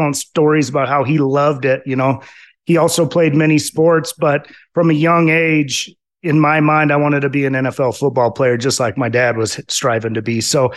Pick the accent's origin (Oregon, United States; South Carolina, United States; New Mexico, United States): Oregon, United States; Roseburg; moved away as an adult; now in Colorado, United States; I was born in Roseburg, Oregon, and spent most of my life in Oregon up until I was 30 years old